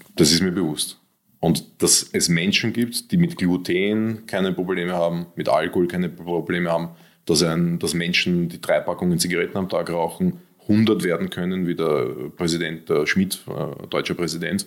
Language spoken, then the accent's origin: German; Austria; ich bin Österreicher